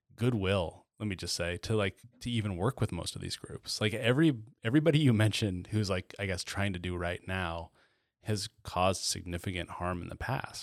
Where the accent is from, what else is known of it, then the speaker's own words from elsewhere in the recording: Chattaroy, Washington, United States; the black kid that I grew up with in Chatteroy